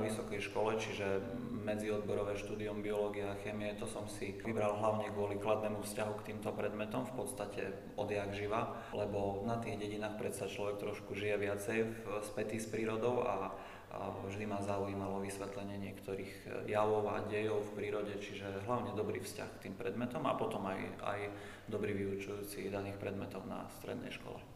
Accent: Kurimka, Prešov Region, Slovakia; moved away as an adult; also born or lived in Svidník, Slovakia / Košice, Slovakia; pochádzam z malej dediny, ktorá sa nazýva Kurimka, to určite možno ani nikto nepočul doteraz. Je to v okrese Svitník, severovýchod Slovenska

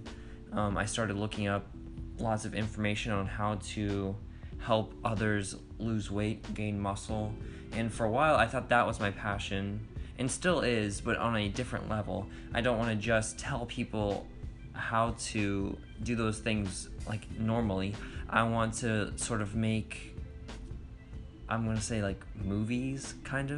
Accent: Inverness, Florida, United States; growing up in Inverness, Florida, always drawing, wanting to be an artist

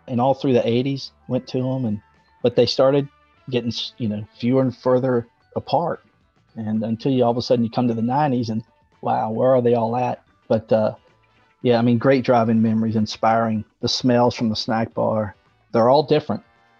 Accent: Mississippi, United States; moved away; also born or lived in Virginia / Pennsylvania; I'm originally from Mississippi, and then we moved up to Virginia, and then I actually graduated high school. Fun fact for all you Pennsylvania folks, I graduated high school in Westchester, Pennsylvania.

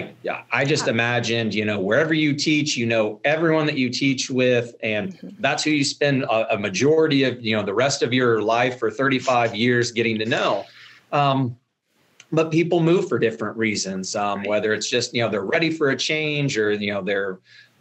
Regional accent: Villa Grove, Illinois, United States; now in Shelbyville, United States; growing up in Villa Grove

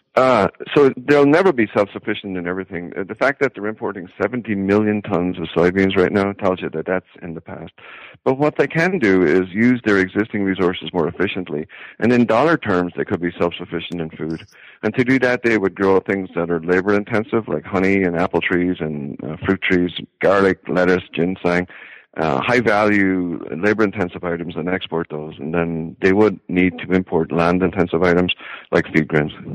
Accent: Wexford, Leinster, Ireland; moved away as an adult; now in Iowa, United States; I'm from Wexford

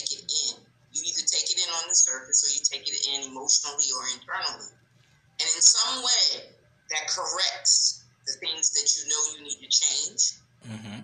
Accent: Newark, New Jersey, United States; now in Fayetteville, United States; I'm from Fayetteville, North Carolina, by route of Newark, New Jersey. So, for those of you that say you don't have that southern twang, no, I don't

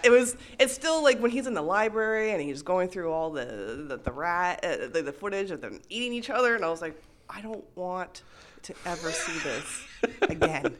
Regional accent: Montreal, Quebec, Canada; now in Toronto, Canada; it was filmed in my hometown. It was in, uh, Montreal

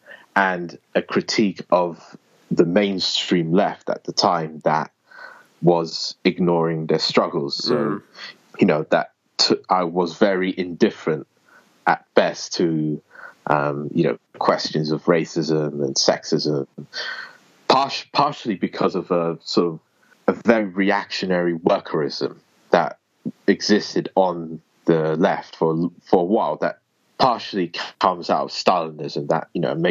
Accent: United Kingdom; I'm from Britain, or the United Kingdom

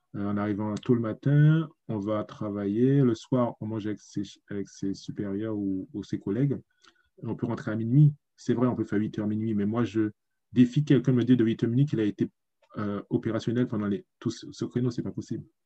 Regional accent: Guadeloupe; moved away as an adult; also born or lived in Paris, France / Germany; now in South Korea; je suis né en Guadeloupe, j'ai étudié jusqu'au lycée, on va dire, 19 ans, et puis je suis parti à Paris

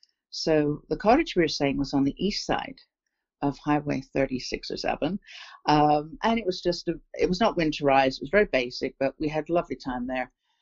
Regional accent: England, United Kingdom; moved away; also born or lived in Toronto, Canada; because I was born here in England, in the town where I grew up as I was born here in a small town on the south coast of England, and I have returned here. I went to Toronto with my family in 1966.

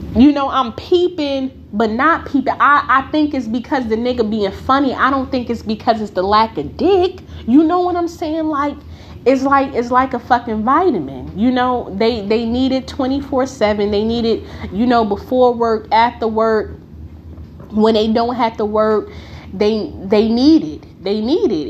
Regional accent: Newark, New Jersey, United States; I grew up in Newark. For the ones who may not know, I grew up in the bricks.

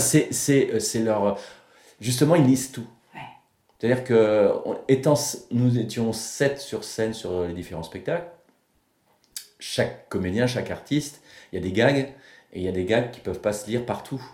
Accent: Saint-Malo, Brittany, France; je suis de Saint-Malo, moi.

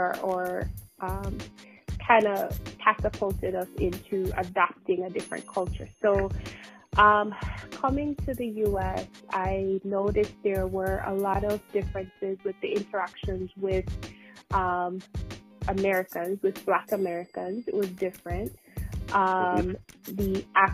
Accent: Jamaica; now in United States; I am Jamaican. I was born and raised, and I moved to the United States

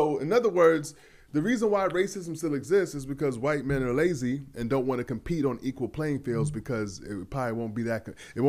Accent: New York City, New York, United States; moved away as an adult; also born or lived in Auburn, Alabama; now in Los Angeles, United States; I grew up in New York City's diverse, but I went to college in Alabama. I went to Auburn University.

